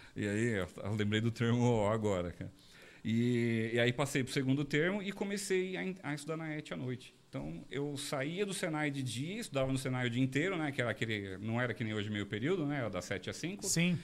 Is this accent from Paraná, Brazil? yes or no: no; Diadema, São Paulo, Brazil; moved away as an adult; now in São José dos Campos, Brazil; eu nasci em São Paulo, sou paulistano, eu morei no ABC, né, em Diadema, é, até 2012. Né, eu fui criado lá no, na região do ABC